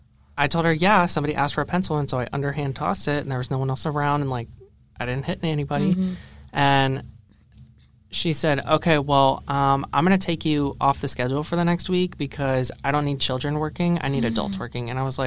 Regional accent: Florida, United States; moved away; I'm from Florida

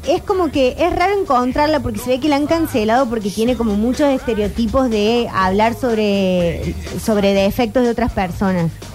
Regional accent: Argentina; nos identifica mucho como argentinos

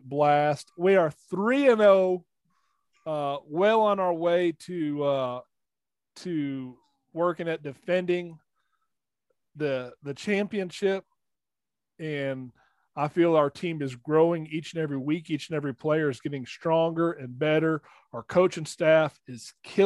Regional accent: Birmingham, Alabama, United States; moved away; my hometown area

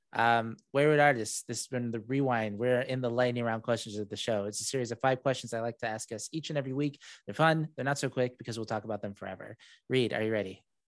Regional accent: Saudi Arabia; first language English; moved away; I was raised in Saudi Arabia, born there

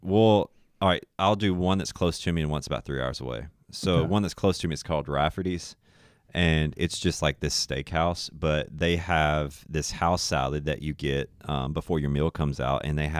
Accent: Trenton, Tennessee, United States; moved away; It's a town called Trenton's where we're going to live. It's actually my hometown where I grew up.

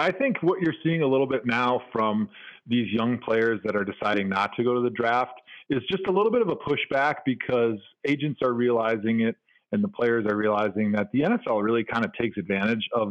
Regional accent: Milwaukee, Wisconsin, United States; I grew up in Milwaukee.

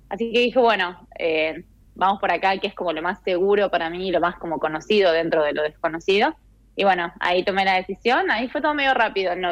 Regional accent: Argentina; Y te da las posibilidades de visa que, como argentinos, o bueno, muchos también con la ciudadanía italiana, eh, pueden aplicar.

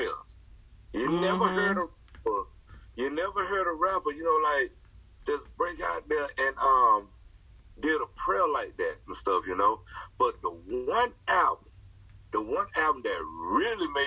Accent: the South, United States; I'm from the South

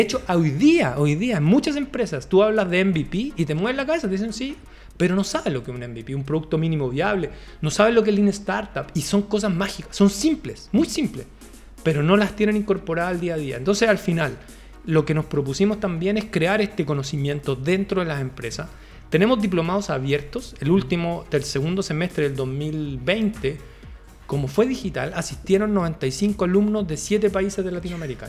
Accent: Chile; somos de Chile

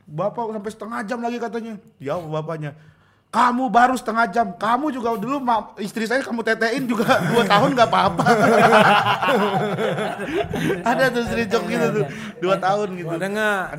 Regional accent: Kalimantan, Indonesia; kampung saya di Kalimantan tuh anak-anaknya tuh suka ceritain palui kan namanya.

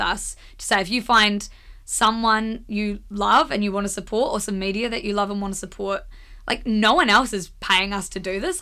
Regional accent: Blenheim, Marlborough, New Zealand; moved away as an adult; also born or lived in Wellington; We're all from Blenheim

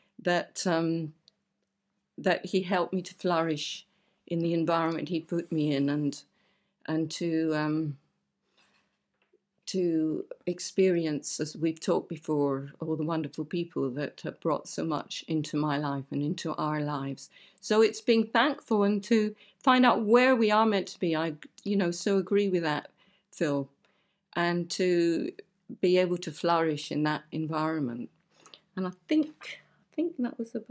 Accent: Aberdeen, Scotland, United Kingdom; now in Romford, United Kingdom; I come from Scotland. I come from Aberdeen. And where I lived was so beautiful

